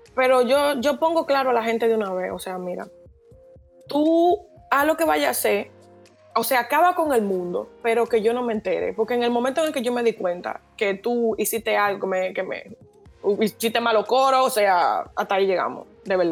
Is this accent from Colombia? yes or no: no; Dominican Republic; moved away as an adult; now in Barcelona, Spain; yo soy dominicana, estoy ahora mismo estudiando en Barcelona